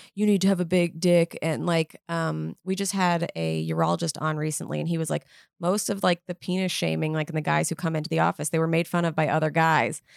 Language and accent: English; New York City, New York, United States; I grew up in Manhattan